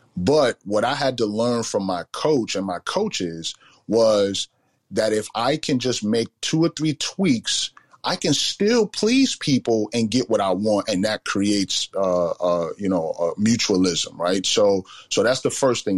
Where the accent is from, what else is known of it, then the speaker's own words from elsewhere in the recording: New York City, New York, United States; growing up in the Bronx, uh, you know, South Bronx in the, in the 80s and the 90s